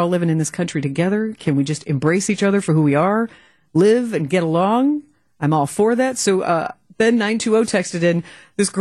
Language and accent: English; the South, United States; moved away; growing up in the South